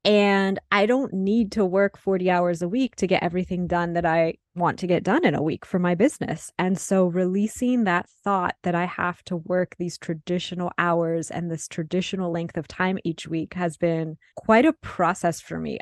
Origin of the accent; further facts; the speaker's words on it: Midwest, United States; moved away; I was born and raised in the Midwest, and I'm living in the Midwest again